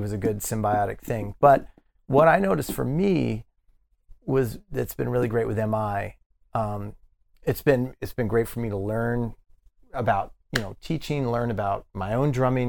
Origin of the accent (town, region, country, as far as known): Denver, Colorado, United States; born or raised there; moved away; also born or lived in Miami